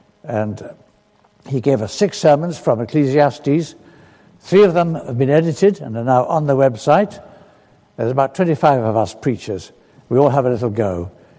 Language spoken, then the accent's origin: English; London, United Kingdom; also born or lived in Kenya; from down south, from London. That's where my home is, though I was born in East Africa, in Kenya, as the child of missionaries.